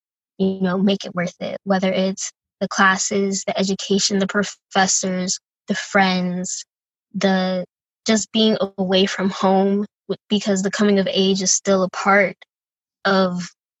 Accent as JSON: {"language": "English", "town": "Tampa", "region": "Florida", "country": "United States", "tie": "born or raised there", "also_born_or_lived": "Madison, Wisconsin", "moved": "as an adult", "said": "growing up in Tampa, Florida, it's very like culturally diverse place"}